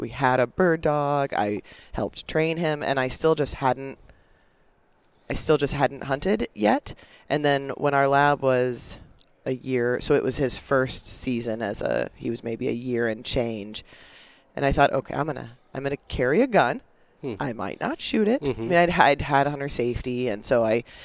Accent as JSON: {"language": "English", "town": "Casper", "region": "Wyoming", "country": "United States", "tie": "born or raised there", "said": "I grew up in Casper, Wyoming, so central Wyoming"}